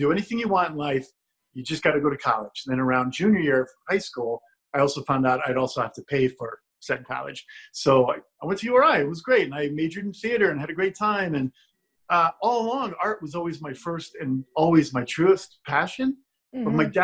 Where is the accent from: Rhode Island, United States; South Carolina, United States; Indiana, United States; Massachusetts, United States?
Rhode Island, United States; Charlestown; moved away; also born or lived in Newport, Rhode Island; growing up in Charlestown, it's a small beach community